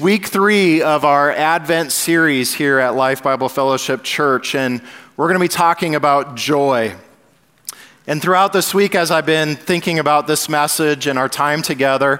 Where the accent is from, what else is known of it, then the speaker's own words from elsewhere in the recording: Southern California, United States; I grew up in Southern California